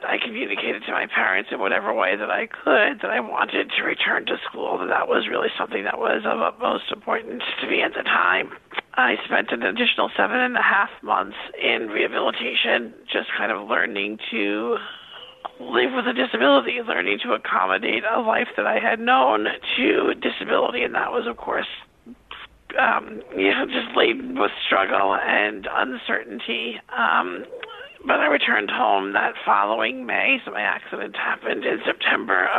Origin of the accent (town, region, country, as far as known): Long Island, New York, United States; born or raised there